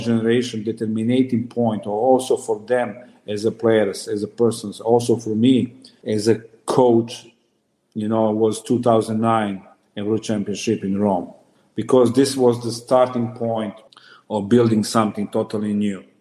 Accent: Serbia; moved away; I'm coming from Serbia. It's different mentality

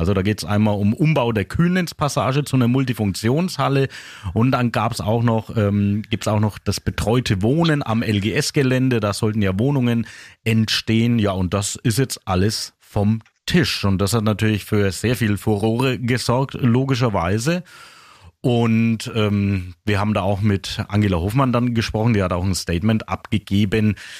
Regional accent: Küps, Bavaria, Germany; Jetzt komme ich aus Küps

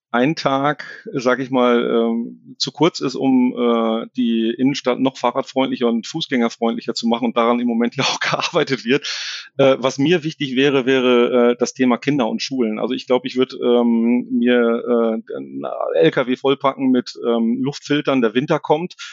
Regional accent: Herzebrock, North Rhine-Westphalia, Germany; also born or lived in Wiedenbrück; aufgewachsen in Herzebrock. Also ich bin gebürtiger Ostwestfale und habe da eigentlich meine Jugend drauf verbracht.

